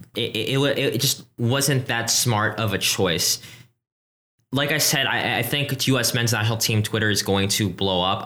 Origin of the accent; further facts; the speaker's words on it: Philippines; I'm from the Philippines